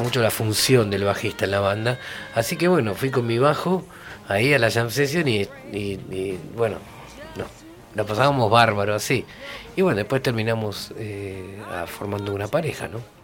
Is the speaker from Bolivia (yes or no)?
no; Haedo, Buenos Aires Province, Argentina; Ahí en Aedo, donde yo vivía en esa época cuando era niño. Yo nací en Aedo.